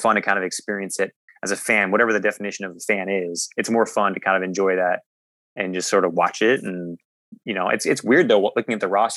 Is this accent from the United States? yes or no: yes; Oregon, United States; moved away as an adult; now in Los Angeles, United States; I grew up in Oregon